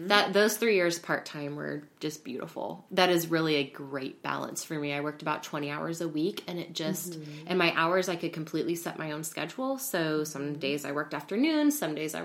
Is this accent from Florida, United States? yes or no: no; Central Illinois, United States; moved away as an adult; also born or lived in Kirksville, Missouri; now in Hyde Park, United States; I'm from Central Illinois